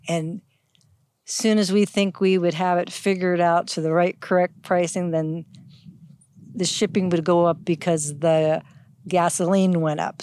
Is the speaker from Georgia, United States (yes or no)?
no; Youngstown, Ohio, United States; now in Hawaii, United States; Originally, I'm from Ohio. I grew up in um, Youngstown, Ohio